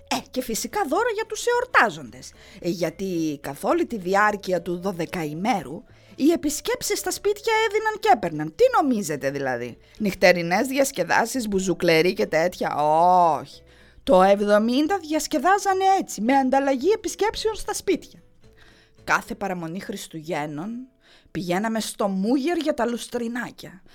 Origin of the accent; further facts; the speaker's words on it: Heraklion, Crete, Greece; γεννήθηκα και μεγάλωσα στο Ηράκλειο